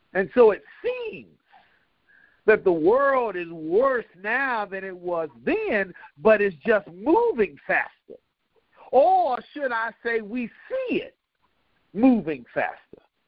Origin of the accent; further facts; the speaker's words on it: DePaul Medical Center, Granby Street, Virginia, United States; I was born in DePaul Medical Center over there on Granby Street, Kingsley Lane, actually, off Granby Street.